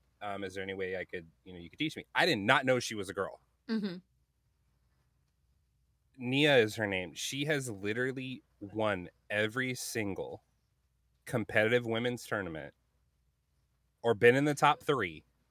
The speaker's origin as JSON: {"language": "English", "region": "South Carolina", "country": "United States", "tie": "born or raised there", "also_born_or_lived": "Montana / California", "said": "I grew up in South Carolina, North Carolina, Montana, California, really bad spot in California, by the way, on Compton Street in Crenshaw."}